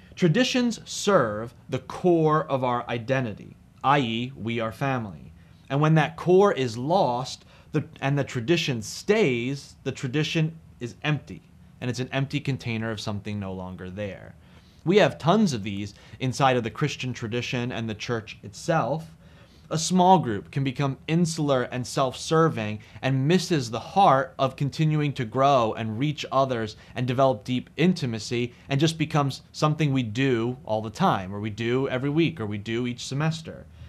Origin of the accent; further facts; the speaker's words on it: New Jersey, United States; I'm from New Jersey. It's where I preach and do ministry from.